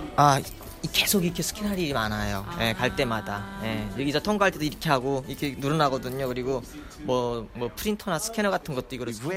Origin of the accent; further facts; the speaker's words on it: North Korea; now in United States; 나는 내가 북한에서 왔다는 소리 안 했거든요